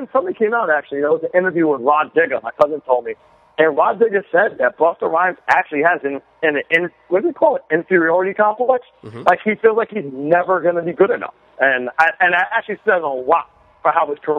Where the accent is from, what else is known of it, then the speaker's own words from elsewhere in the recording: New York, United States; as a Puerto Rican man growing up in New York